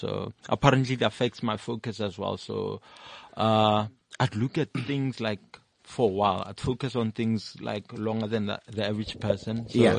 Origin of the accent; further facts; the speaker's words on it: Rustenburg, North West, South Africa; also born or lived in Soweto / Mahikeng / Pretoria / Hartbeespoort Dam; No, I was born in Soweto. Yeah. Then, we're from Rustenburg, so I grew up in Rustenburg. But, pretty much grew up in boarding school, so I don't have really place in Kekare. No, that's my home, you know? Yeah. Grew up in boarding schools.